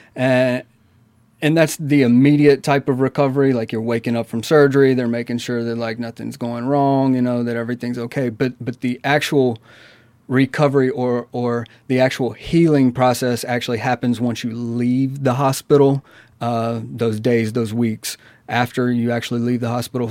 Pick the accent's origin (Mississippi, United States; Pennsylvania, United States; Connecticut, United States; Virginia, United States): Mississippi, United States; Amory; I'm originally from Amory, Mississippi.